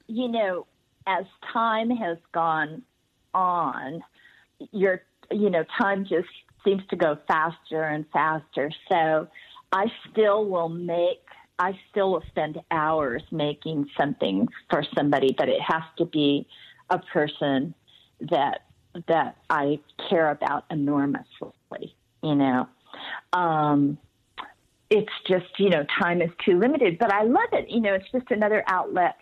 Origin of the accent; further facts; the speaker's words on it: Los Angeles, California, United States; growing up in Hollywood in the 50s